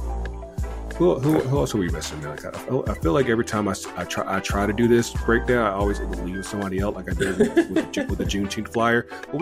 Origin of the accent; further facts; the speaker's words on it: Kinston, North Carolina, United States; moved away; also born or lived in Richmond, Virginia; I was also down in North Carolina, my hometown, Kinston, North Carolina, for my family reunion